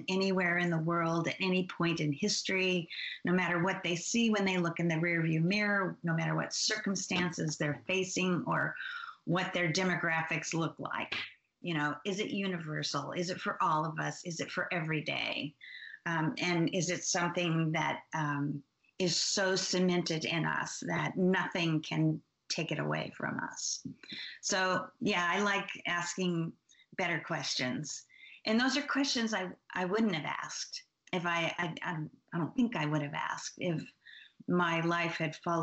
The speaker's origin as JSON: {"language": "English", "region": "Oregon", "country": "United States", "said": "I'm from Oregon."}